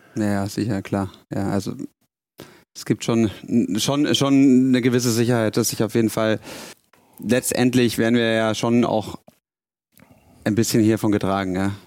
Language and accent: German; Bavaria, Germany; moved away as an adult; now in Hamburg, Germany; ich bin zwar in Bayern geboren und aufgewachsen, aber meine Mama ist aus Hessen, von dem her Haben wir nie so bayerisch daheim gesprochen